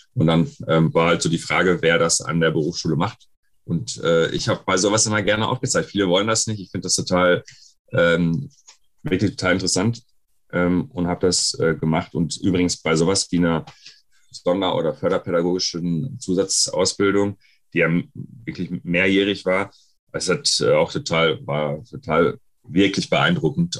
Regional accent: West Germany, Germany; in Ostdeutschland wurde ich auch als erst das erste Mal als Deutscher bezeichnet, aber als Scheiß Wessi

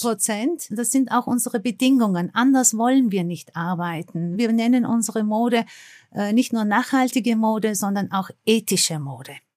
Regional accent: Istanbul, Turkey; now in Austria; Ich bin ja in Istanbul geboren und deswegen habe ich eine direkte Verbindung zu Istanbul, habe meine Wurzeln dort

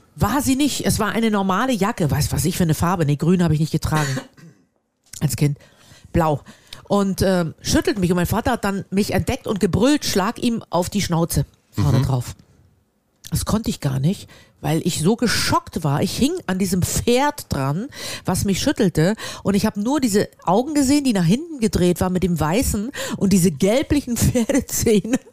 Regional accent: Germany; ich bin ja an der Ostsee groß geworden

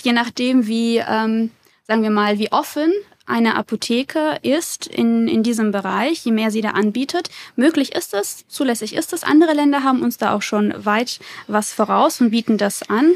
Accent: Würzburg, Bavaria, Germany; Ich komme aus Würzburg, habe dort studiert und promoviert

